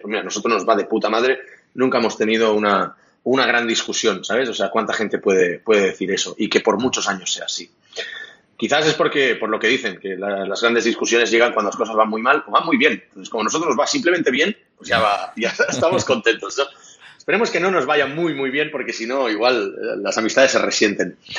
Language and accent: Spanish; Catalonia, Spain; Spanish is a second language; also born or lived in Munich, Germany; yo soy catalán